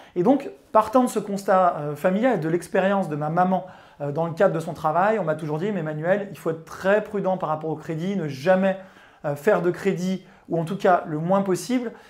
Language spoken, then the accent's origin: French; Chambéry, Auvergne-Rhône-Alpes, France; j'ai grandi en province à Chambéry, ou en tout cas à côté de Chambéry